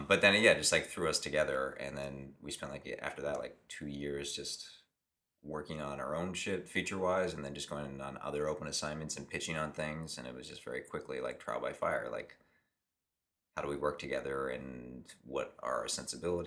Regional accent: Pittsburgh, Pennsylvania, United States; moved away as an adult; also born or lived in Boston area; now in Los Angeles, United States; I'm from Pittsburgh

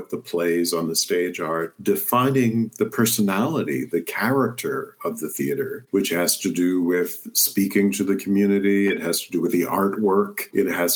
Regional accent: Compton, California, United States; moved away; also born or lived in New Jersey; I grew up in Southeast LA, Compton

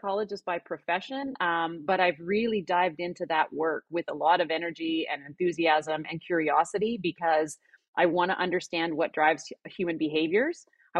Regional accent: Alberta, Canada; now in North Vancouver, Canada; Well, I'm based in North Vancouver, Canada. I didn't grow up here. I grew up in Alberta in Canada, but I've lived a few places.

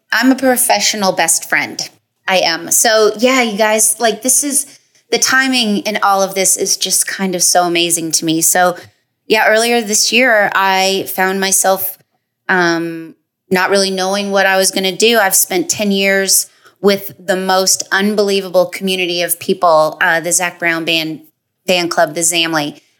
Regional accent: Toronto, Ontario, Canada; moved away

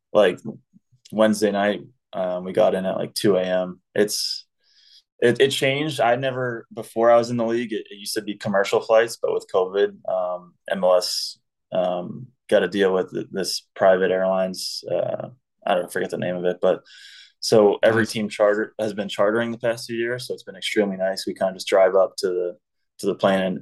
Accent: United States; being an American

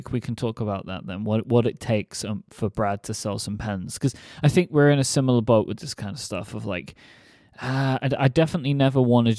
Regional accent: London, United Kingdom; Yeah, look, I'm a Londoner, all right?

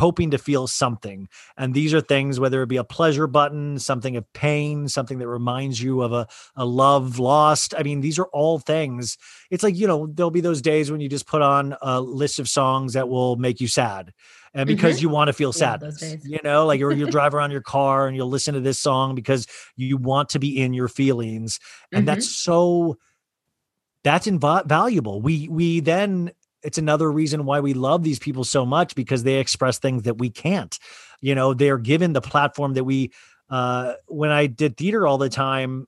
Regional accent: Kansas, United States; moved away; I grew up in Kansas.

